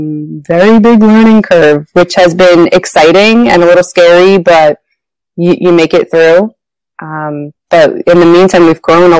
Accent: New Jersey, United States; moved away as an adult; now in Rhode Island, United States; I am originally from New Jersey and moved to the tiny state of Rhode Island for grad school.

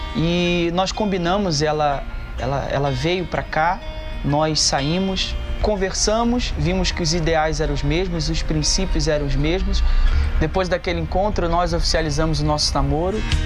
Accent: Rio de Janeiro, Brazil; now in São Paulo, Brazil; sou natural do Rio de Janeiro e atualmente estou aqui em São Paulo

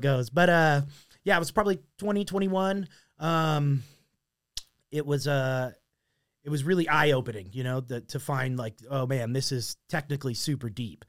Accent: Mesa, Arizona, United States; I grew up in Mesa

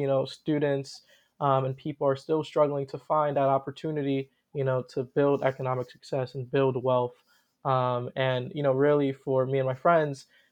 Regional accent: New York City, New York, United States; also born or lived in South Bronx, New York City; I moved to Harlem, where I'm still currently at, and I grew up in the projects here in Drew Hamilton

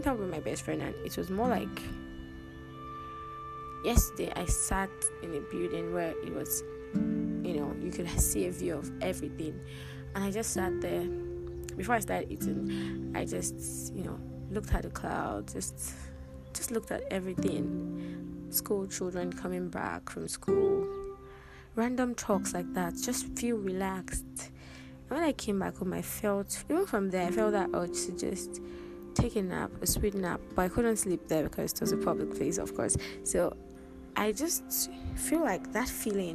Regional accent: Nigeria; we grew up in Nigeria

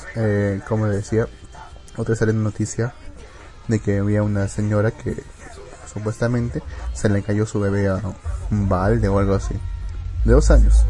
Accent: Peru; soy peruano

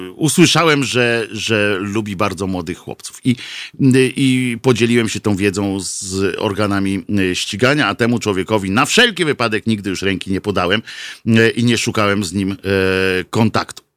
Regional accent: Tricity, Pomeranian Voivodeship, Poland; ja jestem z Trójmiasta

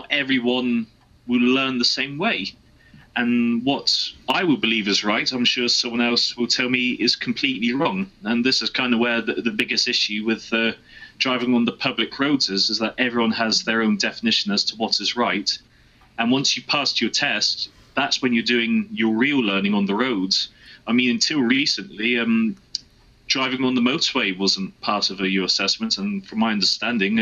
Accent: Jersey; I'm from Jersey. 40-mile-an-hour speed limits over here.

